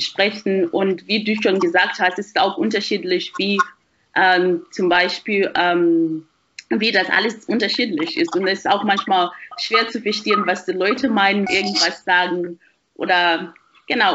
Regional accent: Harare, Zimbabwe; German is a second language; moved away as an adult; now in Germany; ich komme ähm, aus Zimbabwe und ich habe nur einfach die meiste Zeit meines Lebens in Zimbabwe verbracht, in Harare

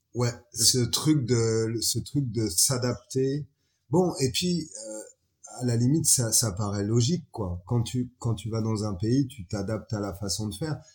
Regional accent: France; moved away as an adult; now in Niger; Je suis un petit Français qui s'est retrouvé sur le continent africain il y a 12 ans de ça

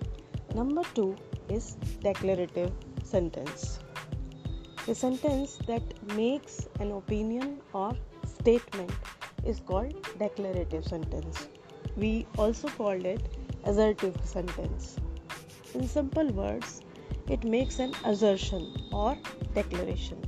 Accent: India; from India.

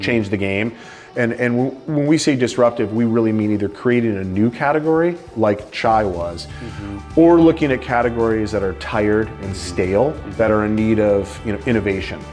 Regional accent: Michigan, United States; moved away as an adult; also born or lived in Ohio; now in Portland, United States; I grew up in Michigan

